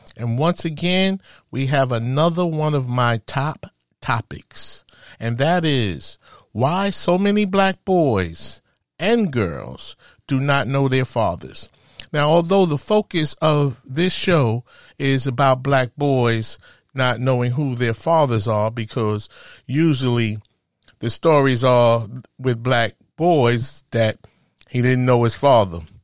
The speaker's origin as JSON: {"language": "English", "town": "New York City", "region": "New York", "country": "United States", "tie": "born or raised there", "said": "as a kid, I grew up in Spanish Harlem."}